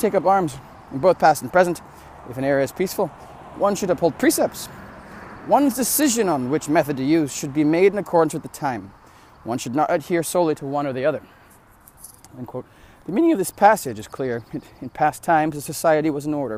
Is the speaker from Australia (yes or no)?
no; United States; I'm an American. It's a Christian nation. We're missing out here in America